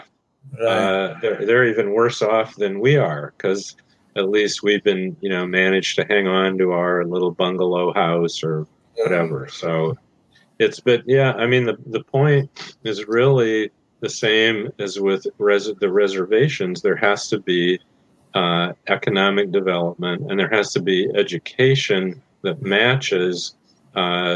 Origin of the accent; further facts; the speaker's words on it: Goshen, Indiana, United States; my hometown Goshen, Indiana, in northern Indiana